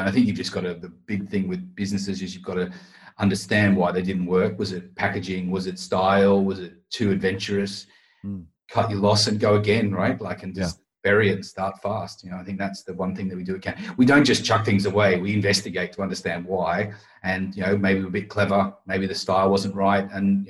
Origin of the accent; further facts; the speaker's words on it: Australia; being right. Australian. And not even being Australian, I never barbecued back home